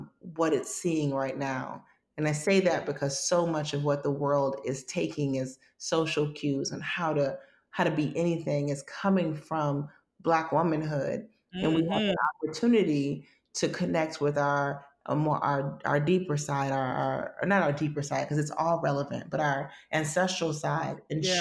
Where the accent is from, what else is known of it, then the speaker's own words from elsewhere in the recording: United States; a Black person growing up in America